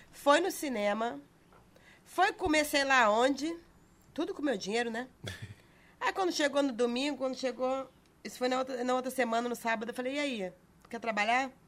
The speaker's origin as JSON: {"language": "Portuguese", "region": "Rio de Janeiro", "country": "Brazil", "said": "Eu vou falar Rio. daqui, que eu sou carioca, eu vou falar daqui."}